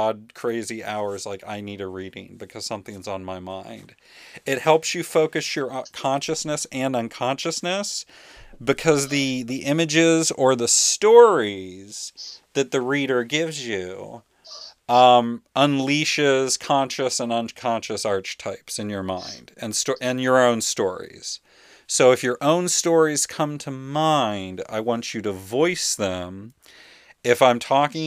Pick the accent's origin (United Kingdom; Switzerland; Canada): United Kingdom; Welsh, Wales; my Welsh mythology, since I'm Welsh